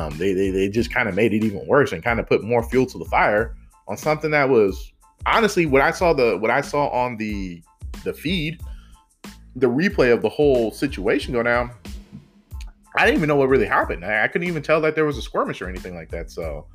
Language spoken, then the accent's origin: English; San Francisco, California, United States; also born or lived in Oakland; Grew up in Oakland and in the city too. Grew up both cities, Oakland and San Francisco.